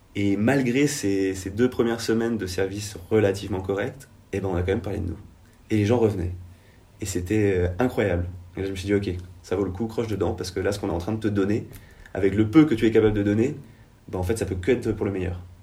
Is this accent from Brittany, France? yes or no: yes; Penmarc'h, Brittany, France; qui est Pamar, qui est là où j'ai grandi